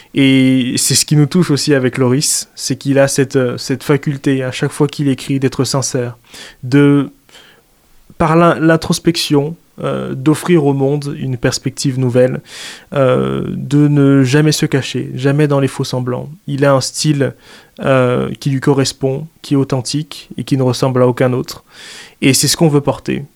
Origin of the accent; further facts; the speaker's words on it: Central African Republic; now in France; moi qui suis exilé parce que je viens de Centrafrique